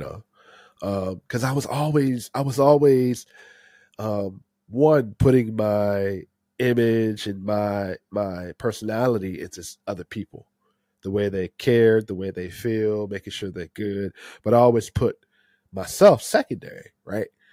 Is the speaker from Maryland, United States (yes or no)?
yes; Maryland area, United States; I've been here my whole life, uh, born and raised in the Maryland area